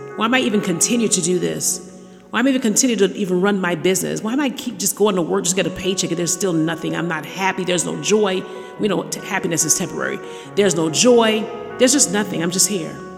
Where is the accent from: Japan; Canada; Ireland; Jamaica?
Jamaica; moved away; the island of Jamaica. Yes, my hometown.